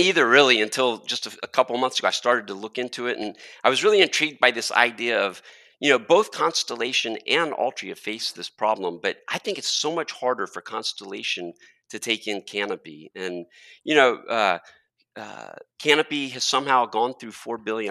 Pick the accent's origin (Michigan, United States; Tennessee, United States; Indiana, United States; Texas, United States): Texas, United States; being a Texan